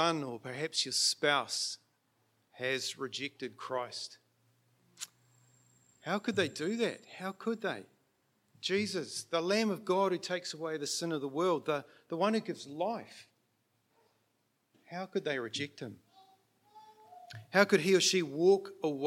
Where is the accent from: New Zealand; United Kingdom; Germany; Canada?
New Zealand; Auckland; moved away; also born or lived in Mount Maunganui; So I was born in in Auckland, and Manurewa is my base, but we did shift away from there.